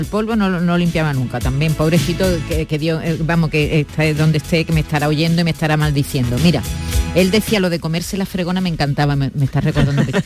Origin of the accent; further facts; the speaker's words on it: southern Spain, Spain; lo limpios que somos aquí en el sur. Aquí en el sur tenemos un estándar de limpieza alucinante